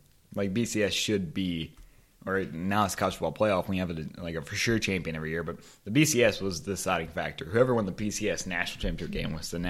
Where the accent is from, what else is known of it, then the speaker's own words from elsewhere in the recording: Lake Charles, Louisiana, United States; I'm from Lake Charles, Louisiana.